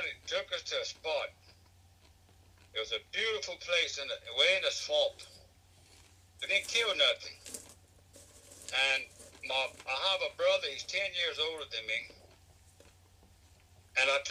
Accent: Avoyelles Parish, Central Louisiana, United States; I'm from Balls Parish, Central Louisiana. And I grew up in a haunting household

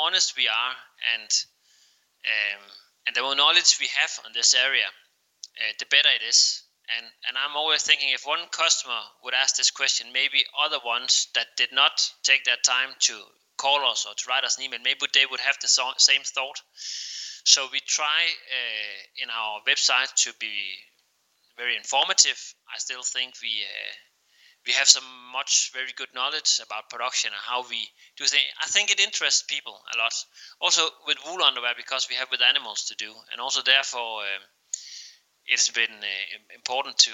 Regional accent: Denmark; English is a second language; we are Danish

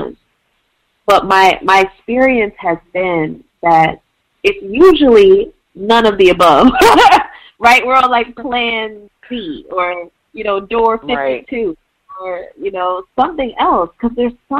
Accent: Midwest, United States; moved away as an adult; also born or lived in Washington, D.C.; now in Portland, United States; I'm originally from the Midwest and lived in D.C. for the past 4 or 5 years

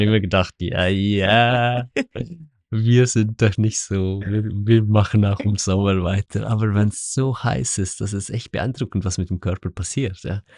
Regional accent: Switzerland; moved away as an adult; now in Portugal; bei uns in der Schweiz

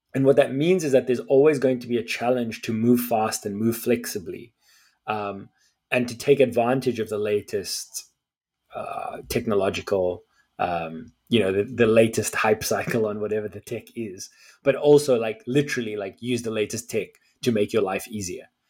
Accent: South Africa; as a South African

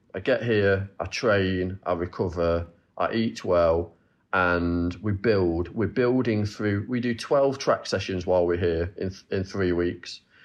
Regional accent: Nottingham, East Midlands, United Kingdom; I'm from Nottingham, and I, I travel to Loughborough and train there

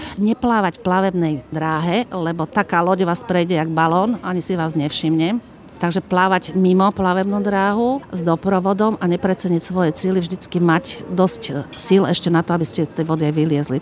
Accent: Slovakia; Sme z celého Slovenska a rôznych profesí

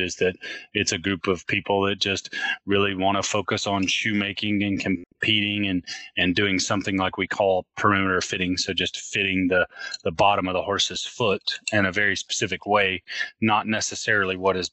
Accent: Western North Carolina, United States; I grew up in Western North Carolina

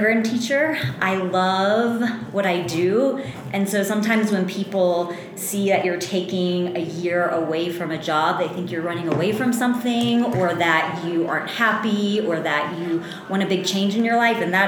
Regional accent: Louisiana, United States; I am born and raised in Louisiana.

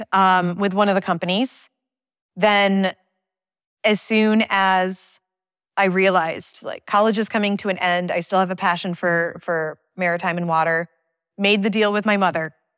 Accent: Thousand Islands, Saint Lawrence Seaway, New York, United States; I grew up on the Canadian border of the Great Lakes and the Saint Lawrence Seaway

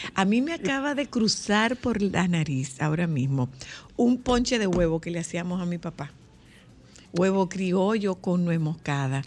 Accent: Nagua, María Trinidad Sánchez, Dominican Republic; moved away; hay un punto en Nagua que me huele a mi niñez

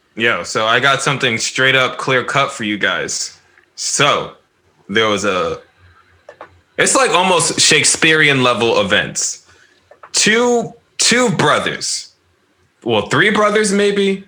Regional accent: the North, United States; I'm from the North.

